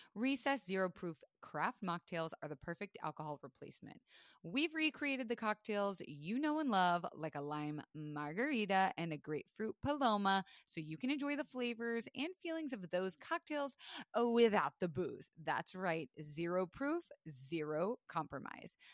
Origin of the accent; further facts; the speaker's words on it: Florida, United States; I was raised in Florida